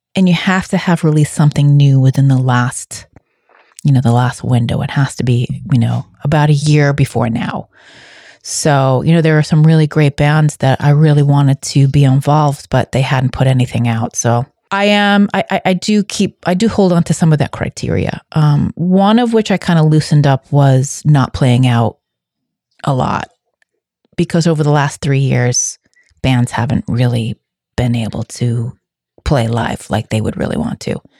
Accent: Boston, Massachusetts, United States; I am a Bostonian, a native New Englander

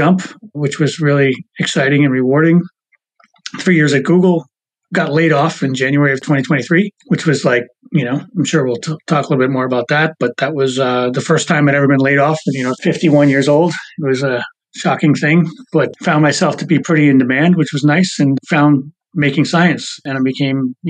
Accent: Boston, Massachusetts, United States; moved away as an adult; also born or lived in Maryland; I grew up in Boston, you know, moved down to Maryland in about 2002, 2003

